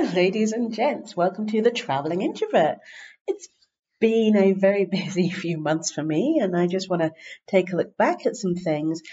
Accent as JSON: {"language": "English", "region": "England", "country": "United Kingdom", "moved": "as an adult", "said": "I'm from England"}